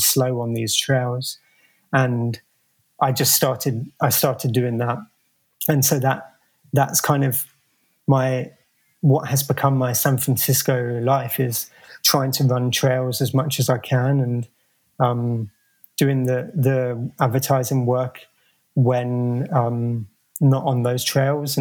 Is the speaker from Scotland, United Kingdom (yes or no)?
no; London, United Kingdom; moved away as an adult; now in United States; as a kid growing up in London